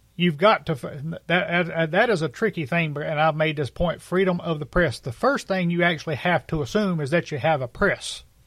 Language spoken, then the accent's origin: English; United States; as American citizens